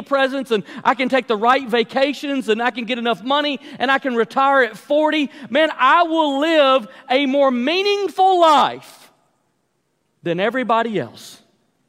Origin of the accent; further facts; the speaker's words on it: United States; as an American